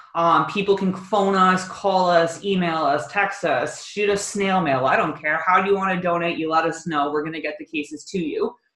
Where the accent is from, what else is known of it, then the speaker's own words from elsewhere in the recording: Kitchener, Ontario, Canada; I came from Kitchener. I've only lived here for 2.5 years.